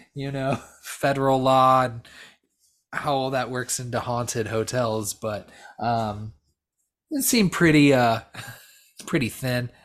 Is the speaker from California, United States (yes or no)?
yes; Southern California, United States; we're both from Southern California